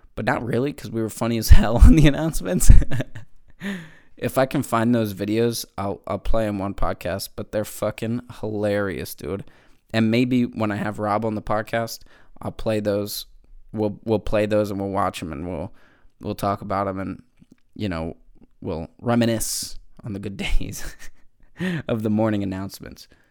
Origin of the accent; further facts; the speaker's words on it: Manheim, Pennsylvania, United States; I'm from Mannheim, Pennsylvania, Amish country